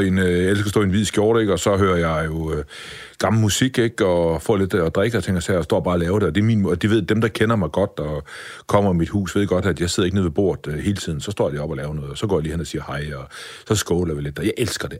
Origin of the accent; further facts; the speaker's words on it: Vejle, Southern Denmark, Denmark; jeg kommer jo født og opvokset i Vejle